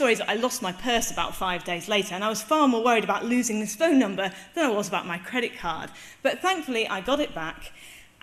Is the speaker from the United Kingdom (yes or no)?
yes; England, United Kingdom; telling them I'm English